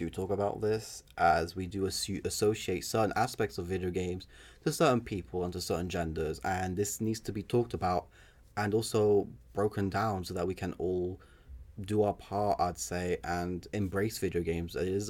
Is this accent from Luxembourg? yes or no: yes; Luxembourg; also born or lived in England; now in Netherlands; I am English, but I come from Luxembourg.